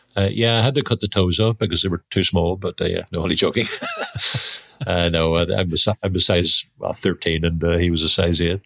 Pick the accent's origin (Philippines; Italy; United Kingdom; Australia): United Kingdom; Belfast, Northern Ireland; Belfast in Northern Ireland